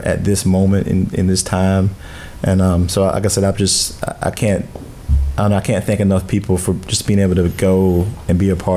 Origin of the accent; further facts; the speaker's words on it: Bamberg, South Carolina, United States; moved away; I grew up in Bamberg, South Carolina, and I always tell people, no matter where I go, I'm always so proud to be from Bamberg